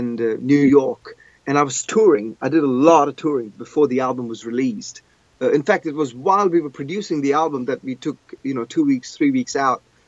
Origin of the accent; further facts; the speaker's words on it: Goa, India; moved away as an adult; now in England; I grew up in Goa